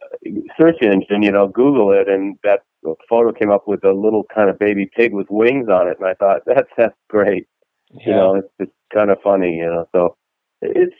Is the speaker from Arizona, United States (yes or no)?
yes; Arizona, United States; also born or lived in Cork, Ireland (ancestry); now in Dallas, United States; I grew up in Arizona for a while